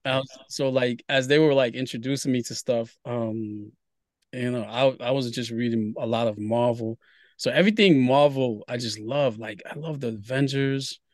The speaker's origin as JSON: {"language": "English", "town": "Brooklyn", "region": "New York", "country": "United States", "tie": "born or raised there", "also_born_or_lived": "Haiti / Queens / Harlem", "lives_now": "Bronx, United States", "said": "I grew up in Brooklyn"}